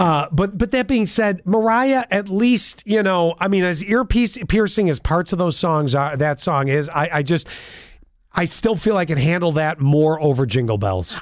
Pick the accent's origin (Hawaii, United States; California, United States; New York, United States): New York, United States; Buffalo; being born and raised in Buffalo.